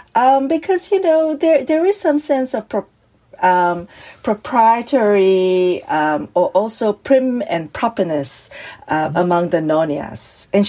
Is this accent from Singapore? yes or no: yes; Singapore; or I no longer live in Singapore, and it captures that moment when I was growing up in Singapore.